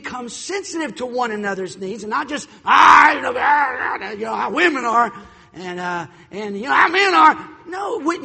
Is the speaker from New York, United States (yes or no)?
no; North Carolina, United States; also born or lived in Chicago; I was born and raised here in North Carolina